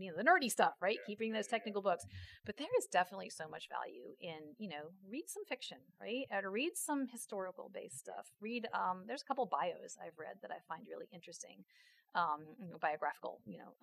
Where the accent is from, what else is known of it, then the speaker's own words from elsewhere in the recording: Washington, District of Columbia, United States; moved away; I grew up in Washington, D.C.